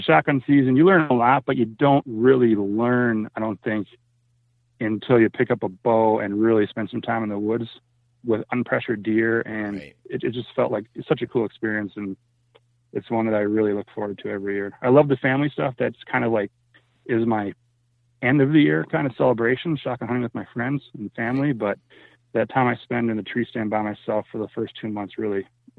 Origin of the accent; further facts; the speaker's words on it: Minnesota, United States; When my family settled back in Minnesota and I was in a job that didn't require me to travel